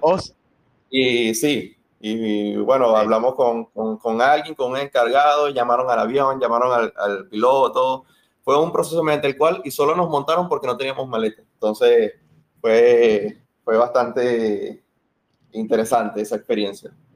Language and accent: Spanish; Venezuela; born or raised there